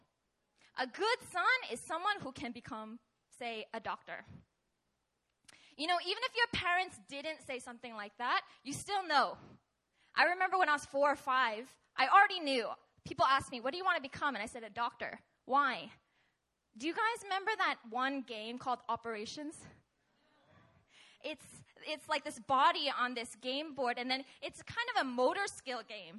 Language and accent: English; Seattle, Washington, United States; moved away; I'm originally from Seattle, Washington